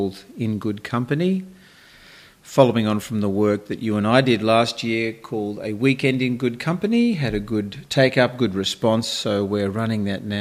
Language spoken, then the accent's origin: English; Sydney, New South Wales, Australia; I was born in Sydney in the 50s, working class family in Bankstown